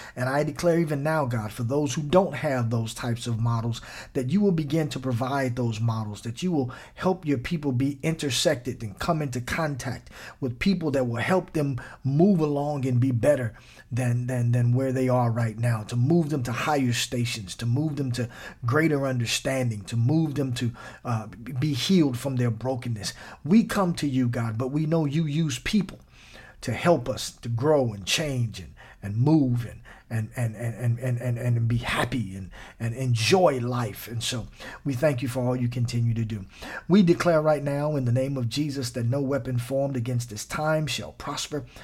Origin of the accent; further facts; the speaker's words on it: Midwest, United States; now in Southern California, United States; I'm from the Midwest